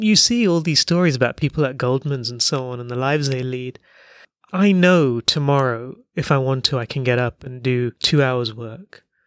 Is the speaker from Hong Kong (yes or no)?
yes; Hong Kong; You grew up in Hong Kong